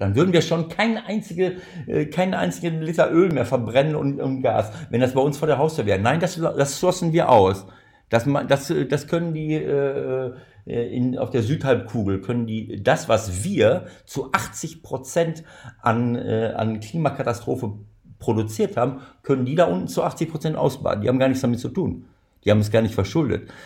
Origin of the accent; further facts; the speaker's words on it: Germany; hier bei uns in Deutschland